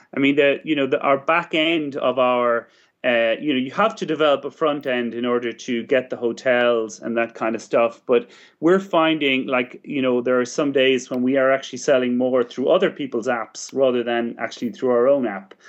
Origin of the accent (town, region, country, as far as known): Ireland